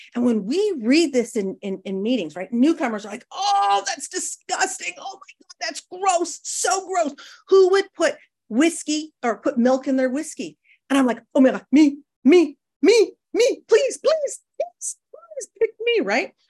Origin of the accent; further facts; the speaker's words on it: Northern Canada, Canada; I grew up in Northern Canada where it, like, gets to minus forty